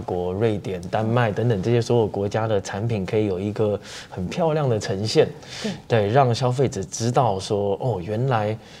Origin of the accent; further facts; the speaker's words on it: Taiwan; 我们台湾人